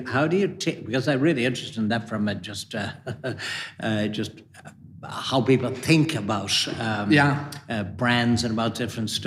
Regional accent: Ballyhaunis, Connacht, Ireland; moved away as an adult; also born or lived in Minneapolis; where I grew up in Ballyhonnison, County Mayo.

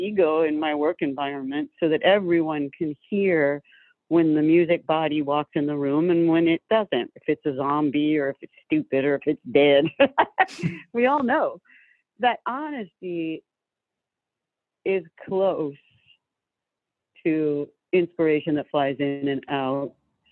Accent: Georgia, United States; I'm from Georgia

